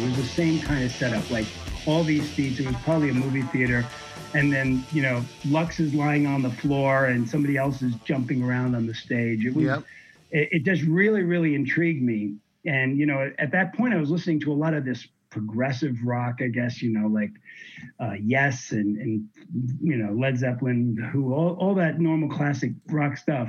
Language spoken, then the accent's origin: English; New York, United States; moved away; also born or lived in Miami; I grew up in New York. I moved to Miami in 1981